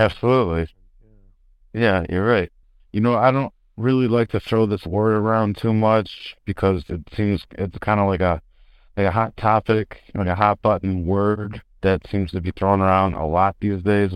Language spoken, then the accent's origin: English; Chicago, Illinois, United States; I'm from Chicago, the South Side, and my old man is a Chicago homicide